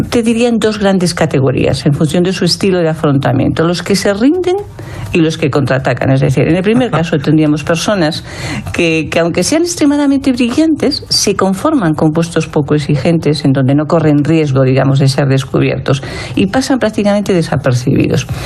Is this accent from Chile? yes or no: no; Madrid, Community of Madrid, Spain; soy madrileña